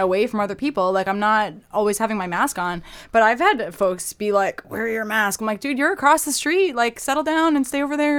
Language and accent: English; Massachusetts, United States; moved away as an adult; also born or lived in Boston; now in New York City, United States; I grew up in Massachusetts.